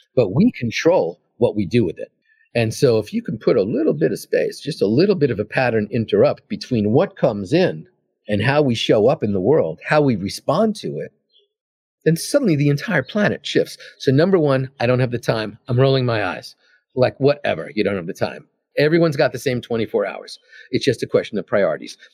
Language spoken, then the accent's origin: English; New York City, New York, United States; moved away as an adult; also born or lived in California; I'm from Queens, I'm from New York